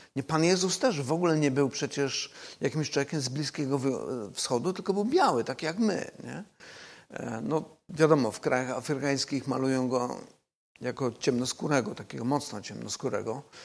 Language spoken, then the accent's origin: Polish; Silesian Voivodeship, Poland; ja osobiście pochodzę ze Śląska